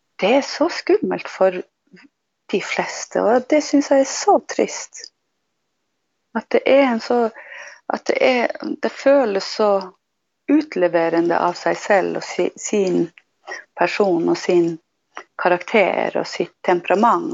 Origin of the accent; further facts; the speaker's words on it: Tana, Finnmark, Norway; jag är ifrån Hillagurra i Tana. Och det är en stor del av min identitet och bor här nu.